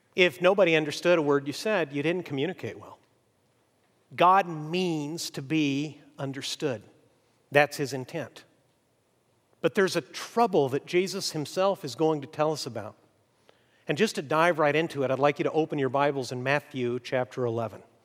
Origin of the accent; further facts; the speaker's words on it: Mexico; moved away; When I was a little kid growing up in Mexico